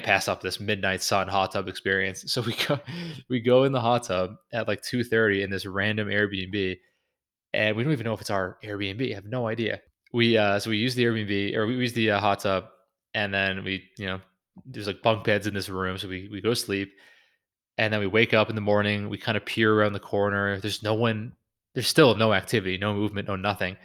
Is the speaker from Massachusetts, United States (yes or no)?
yes; Newburyport, Massachusetts, United States; Newburyport, a beautiful historic hotel in my hometown